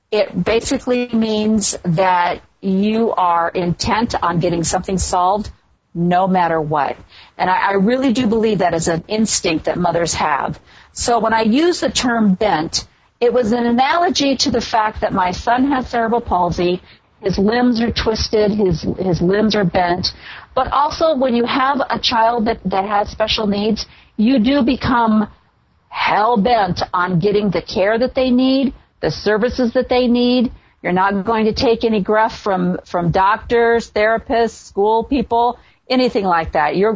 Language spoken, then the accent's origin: English; a small town just south of Chicago, Illinois, United States; I'm from a small town just south of Chicago, so I grew up in the Midwest.